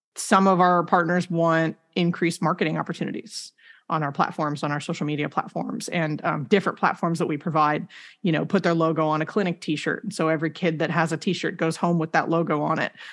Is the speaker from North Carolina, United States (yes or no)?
no; Rancho Cucamonga, California, United States; I grew up in Rancho Cucamonga